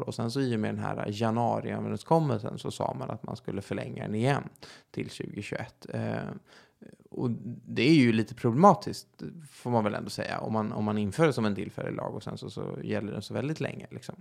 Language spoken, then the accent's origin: Swedish; Stockholm, Stockholm County, Sweden; Jag är 28 år från Stockholm